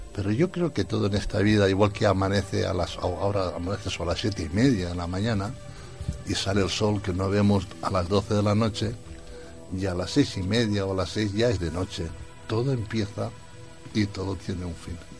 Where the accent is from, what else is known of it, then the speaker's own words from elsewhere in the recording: Spain; yo nací en España